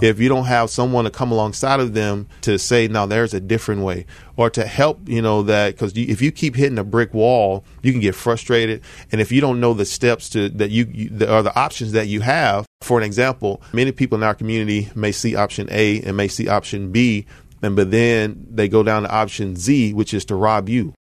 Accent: Southaven, Mississippi, United States; moved away as an adult; now in Memphis, United States; I grew up in North Mississippi, so, uh, the Mid-South area, but I'm from South Haven, born and raised

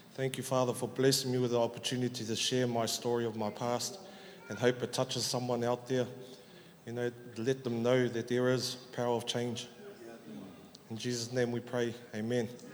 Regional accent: Auckland, New Zealand; I was born and raised up in South Auckland, Otara

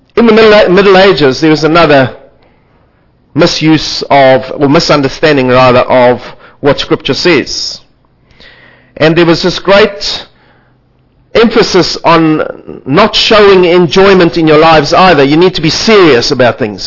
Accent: South Africa; I come from South Africa

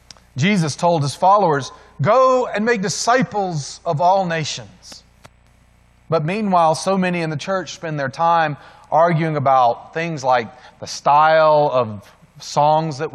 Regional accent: the South, United States; In my hometown where I grew up, you can still go back to Central City Park, and there they still have separate water fountains

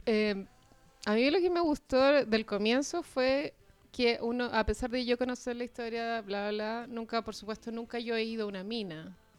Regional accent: Chile; siendo chileno

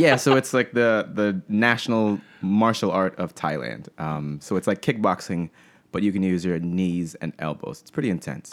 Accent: Pensacola, Florida, United States; moved away as an adult; I grew up in Pensacola, Florida

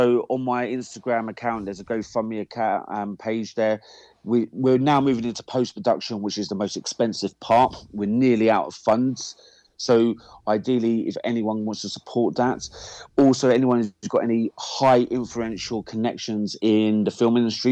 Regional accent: England, United Kingdom; me as an Englishman

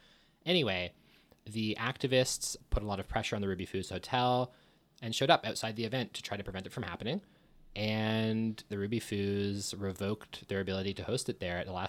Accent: Thornhill, Ontario, Canada; when I was growing up in Thornhill

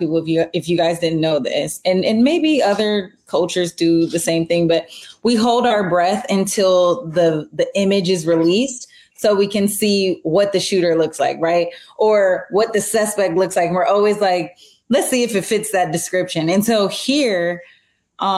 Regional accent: United States; being an American

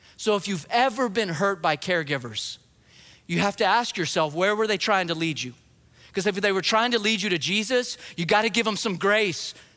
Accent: New Mexico, United States; moved away; I grew up in New Mexico, just the other side of the Texas border.

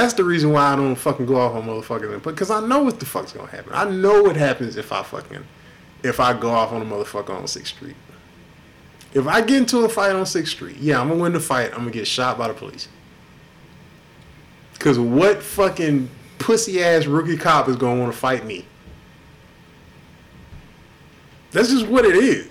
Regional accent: Houston, Texas, United States; also born or lived in Inglewood, California / Watts, Los Angeles; I grew up, I was born in Inglewood in the late 70s, early 80s. We lived near Watts up until 86 when we moved here. I was in Southwest Houston, in Ridgemont

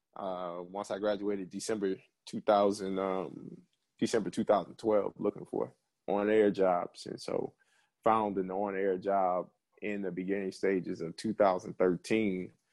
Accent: New Orleans, Louisiana, United States; moved away; I am from New Orleans, Louisiana, the Seven Ward of New Orleans, um, went to St. Augustine High School

